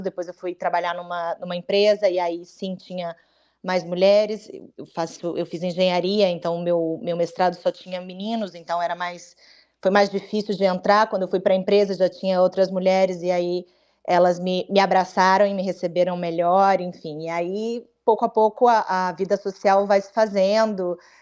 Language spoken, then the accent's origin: Portuguese; Vitória, Espírito Santo, Brazil; moved away as an adult; now in Madrid, Spain; é a cidade onde eu cresci